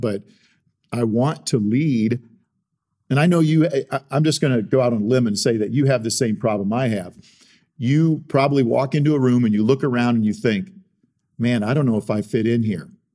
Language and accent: English; South Dakota, United States; moved away; I grew up in South Dakota